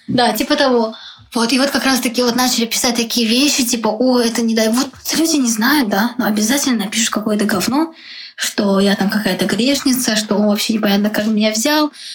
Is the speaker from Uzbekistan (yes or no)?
yes; Uzbekistan; moved away as an adult; also born or lived in Moscow, Russia; now in Prague, Czech Republic; меня называют узбечкой за то, что я из Узбекистана, типа, как бы, да. Ну, окей, я считаю себя действительно отчасти, потому что я там выросла